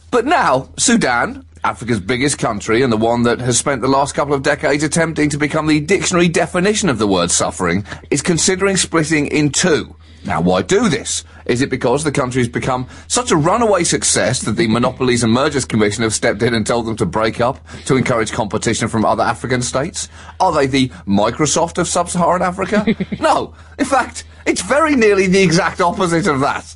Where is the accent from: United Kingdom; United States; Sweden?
United Kingdom; as a British person